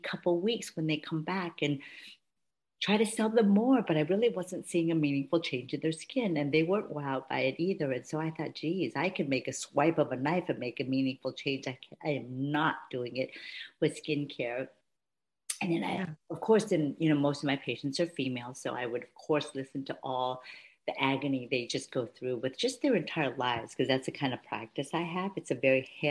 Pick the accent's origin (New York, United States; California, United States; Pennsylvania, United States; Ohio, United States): California, United States; Palo Alto; moved away as an adult; also born or lived in St. Louis; I grew up in Palo Alto, went to Stanford University, ended up going to Washington University Med School in St. Louis